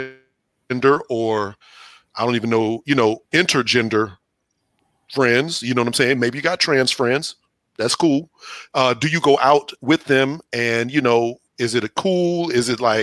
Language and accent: English; Houston, Texas, United States; I'm from Houston